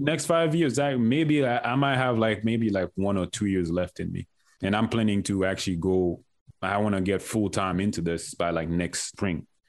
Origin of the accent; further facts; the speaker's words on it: Haiti; moved away; I'm from Haiti